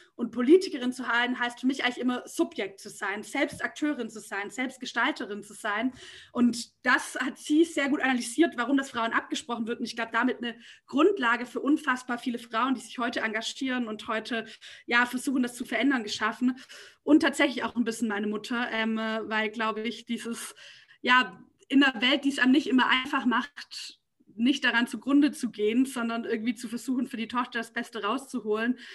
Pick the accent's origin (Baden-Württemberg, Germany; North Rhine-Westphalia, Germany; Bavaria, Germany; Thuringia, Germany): Baden-Württemberg, Germany; Nürtingen; now in Berlin, Germany; ich bin sozusagen in Nürtingen aufgewachsen